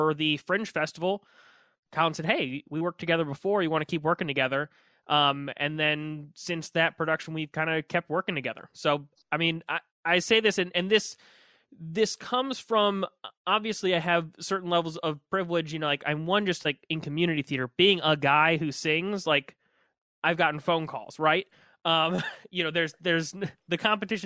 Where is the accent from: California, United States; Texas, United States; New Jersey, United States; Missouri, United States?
Missouri, United States; St. Louis; I grew up in St. Louis. I went to Pattonville High School